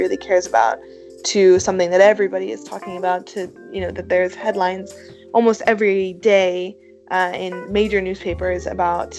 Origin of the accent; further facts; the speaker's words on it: Switzerland; moved away as an adult; I grew up in Switzerland where we have a lot of mountains